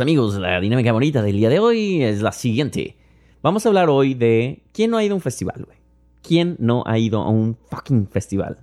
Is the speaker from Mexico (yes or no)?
yes; Mexico; now in New York, United States